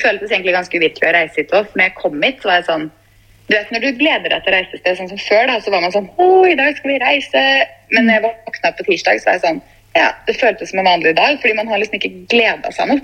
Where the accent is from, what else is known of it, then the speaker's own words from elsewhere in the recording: Fredrikstad, Østfold, Norway; moved away; jeg var jo først hjemme i Fredrikstad